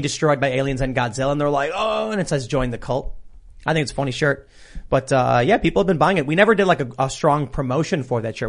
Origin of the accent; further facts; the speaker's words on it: Chicago, Illinois, United States; I'm being from Chicago